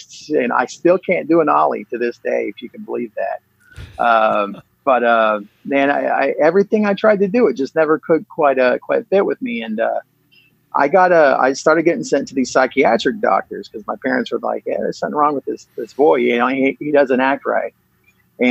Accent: Yukon, Oklahoma, United States; I grew up in Yukon, Oklahoma. It's a little suburb outside of Oklahoma City.

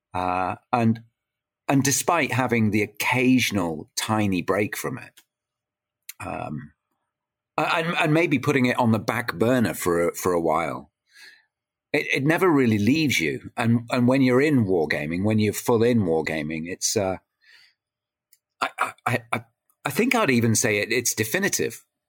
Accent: Ontario, Canada; now in United Kingdom; I grew up in Canada

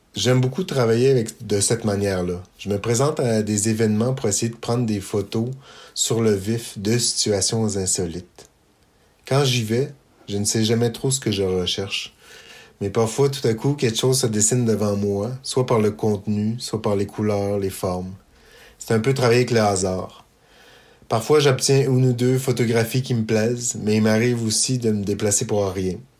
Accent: Eastern Townships, Quebec, Canada; Je suis originaire des cantons de l'Est

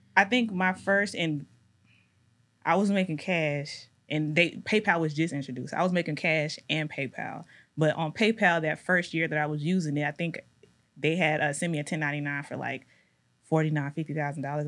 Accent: Decatur, Georgia, United States; also born or lived in Louisiana; I grew up in Decatur

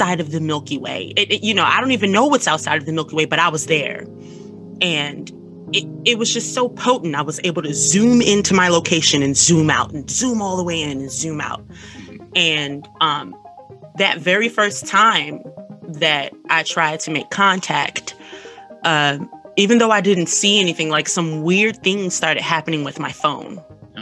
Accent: Washington, District of Columbia, United States; I am an artist from Washington, D.C., and I've been in art school

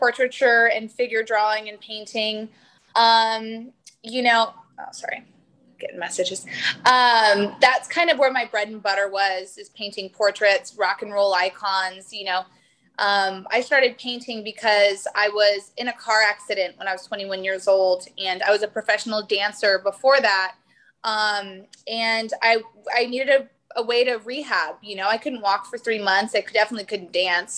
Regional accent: Las Vegas, Nevada, United States; I grew up in Vegas, there's no art culture there.

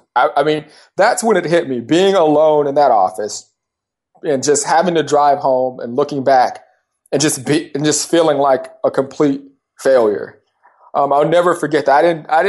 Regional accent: California, United States; Yeah, I'm from Southern California. I grew up in Southern California, the Orange County area.

